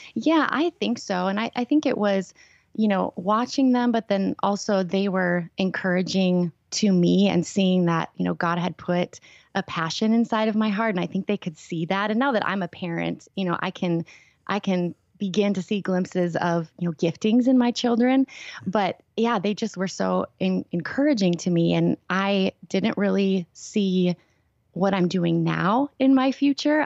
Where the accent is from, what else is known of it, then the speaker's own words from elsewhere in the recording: Minnesota, United States; I grew up here.